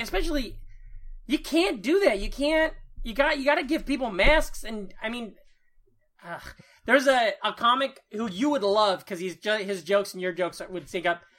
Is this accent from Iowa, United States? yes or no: yes; Iowa, United States; moved away; my hometown newspaper